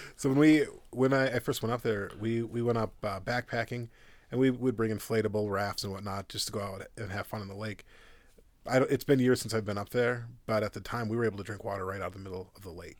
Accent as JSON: {"language": "English", "town": "Minneapolis", "region": "Minnesota", "country": "United States", "tie": "born or raised there", "also_born_or_lived": "Modesto, California", "moved": "as an adult", "lives_now": "Loveland, United States", "said": "I'm originally from Minneapolis, Minnesota"}